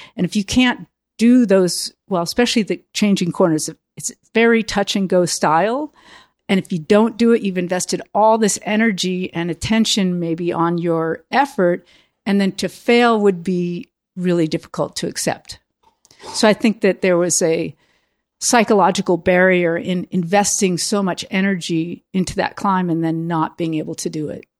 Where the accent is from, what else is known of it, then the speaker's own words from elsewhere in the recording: United States; also born or lived in Europe; Being outside of America helped me look at myself as an American